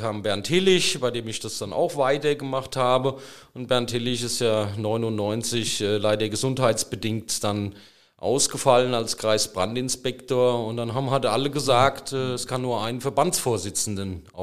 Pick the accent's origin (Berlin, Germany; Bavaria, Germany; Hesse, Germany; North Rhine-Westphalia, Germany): Hesse, Germany; Friedrichsdorf; eine Verwaltungslehre in meiner Heimatstadt Friedrichsdorf äh, begonnen